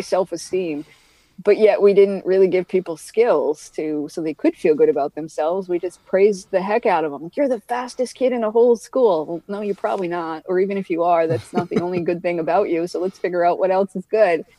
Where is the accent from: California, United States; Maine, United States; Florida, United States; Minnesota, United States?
Maine, United States; moved away; I'm from Maine